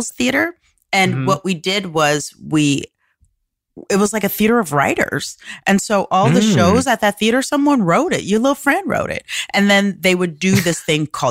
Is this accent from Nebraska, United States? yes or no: yes; Omaha, Nebraska, United States; moved away; also born or lived in Chicago / Amsterdam / Denver / Los Angeles; I grew up in Omaha, Nebraska, and then I moved to Chicago to learn how to improvise.